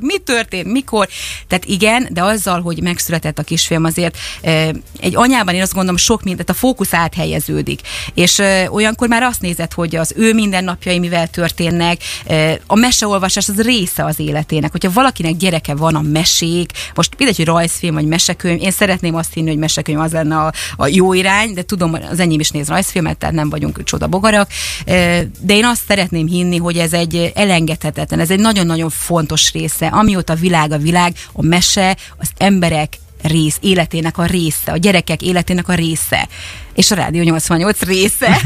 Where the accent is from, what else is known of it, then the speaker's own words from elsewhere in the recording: Szeged, Csongrád-Csanád, Hungary; én magam is szegedi vagyok